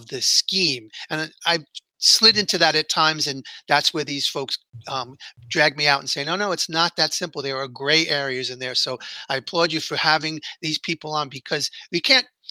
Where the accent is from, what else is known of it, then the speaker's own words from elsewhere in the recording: New York City, New York, United States; I grew up in here in New York City